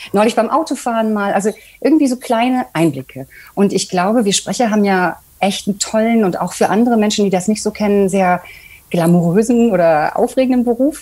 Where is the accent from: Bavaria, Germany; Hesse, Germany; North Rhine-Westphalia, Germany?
North Rhine-Westphalia, Germany; Bocholt; moved away; meiner Heimatstadt Bocholt. Ich komme nämlich eigentlich aus einem Kaff